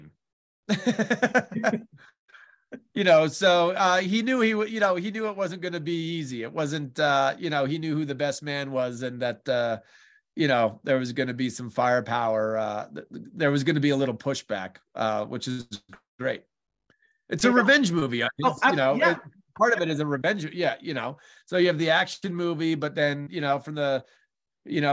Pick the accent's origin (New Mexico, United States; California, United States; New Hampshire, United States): New Mexico, United States; New Mexico, my home state